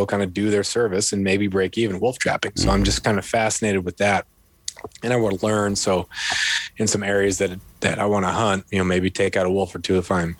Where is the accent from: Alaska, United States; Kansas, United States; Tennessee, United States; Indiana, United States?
Alaska, United States; Prince of Wales Island; also born or lived in California; now in Ketchikan, United States; I grew up on Prince of Wales Island